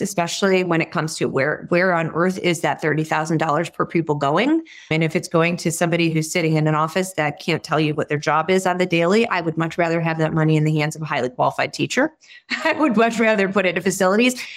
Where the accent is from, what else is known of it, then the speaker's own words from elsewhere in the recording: Detroit, Michigan, United States; moved away; also born or lived in Boston; I grew up around Detroit